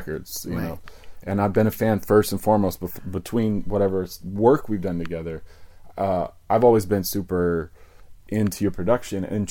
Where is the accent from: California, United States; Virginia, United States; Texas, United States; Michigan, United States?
Virginia, United States; now in New York City, United States; I grew up in Virginia.